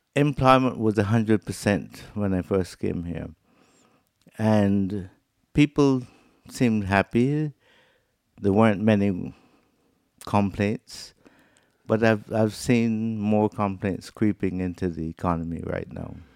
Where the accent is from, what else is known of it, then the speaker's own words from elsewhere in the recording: Barbados; moved away as an adult; now in Anguilla; I'm from Barbados, and I was recruited by Canada as a consultant for handicraft development. And that brought me here in nineteen eighty-eight.